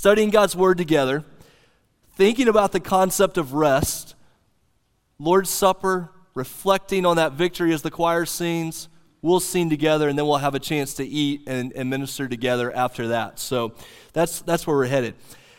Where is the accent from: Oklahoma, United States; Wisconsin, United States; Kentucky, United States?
Oklahoma, United States; The little church that I grew up in Southwest Oklahoma that I've told many of you about, green carpet on the floor, wood panelings on the wall